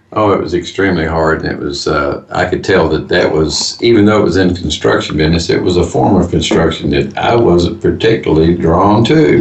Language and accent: English; Fort Worth, Texas, United States; I'm actually from Fort Worth, Texas.